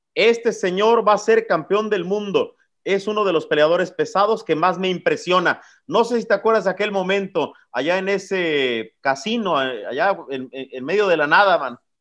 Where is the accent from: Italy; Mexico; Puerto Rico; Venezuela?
Mexico; como mexicano